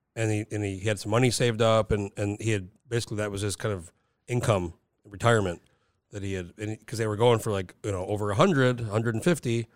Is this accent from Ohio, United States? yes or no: no; Rio Rancho, New Mexico, United States; moved away; I grew up in Rio Rancho